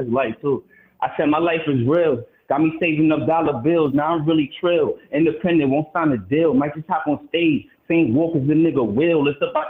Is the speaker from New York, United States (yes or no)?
yes; Brooklyn, New York, United States; now in Houston, United States; I'm from Brooklyn. I'm calling from Houston, though.